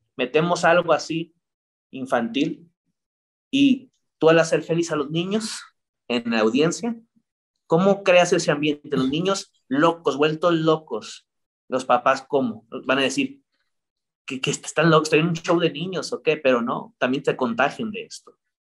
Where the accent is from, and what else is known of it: Mexico